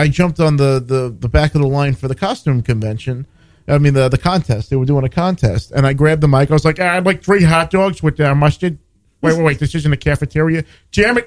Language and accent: English; New York, United States; I'm a New Yorker